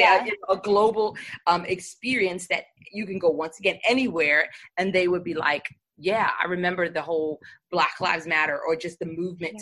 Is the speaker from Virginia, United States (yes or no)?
no; New York, United States; accent: New York; I sound like I'm from New York